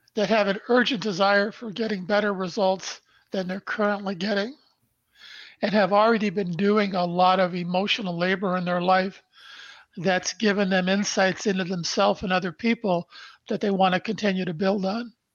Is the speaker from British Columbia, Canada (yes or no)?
no; Brantford, Ontario, Canada; now in Toronto, Canada; I was born in Brantford, Ontario, Canada on December 1st, 1953. Our family lived in a small two bedroom post World War II bungalow where my mom and dad raised three boys.